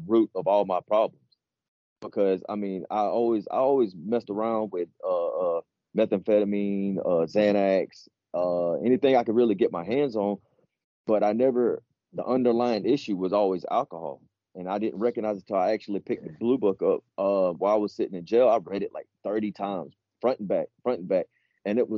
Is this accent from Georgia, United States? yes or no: yes; Augusta, Georgia, United States; now in South Carolina, United States; I'm from Augusta, Georgia